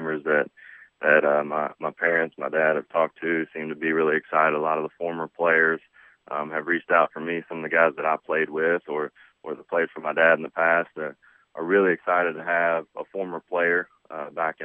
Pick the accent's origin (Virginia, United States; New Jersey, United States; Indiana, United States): Indiana, United States; Jeffersonville; born or raised there